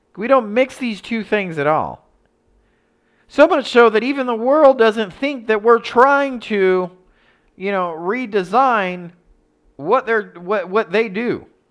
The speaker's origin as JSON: {"language": "English", "country": "United States", "said": "I'm American."}